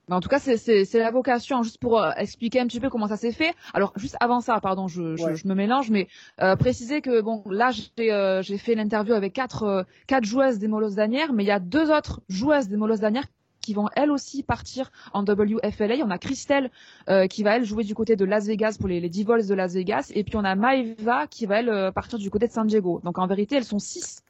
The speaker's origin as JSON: {"language": "French", "country": "France", "said": "chez nous en France"}